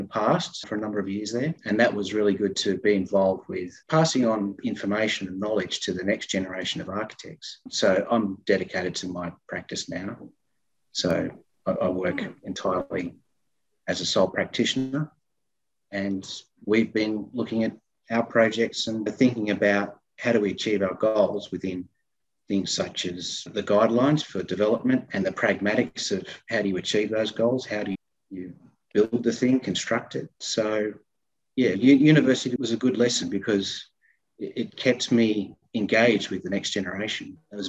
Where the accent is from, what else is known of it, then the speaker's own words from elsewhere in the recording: Sydney, New South Wales, Australia; now in Newcastle, Australia; I'm a local architect in Newcastle, registered, and I've been living here since I came up to study from Sydney in 1991 and fell in love with the place.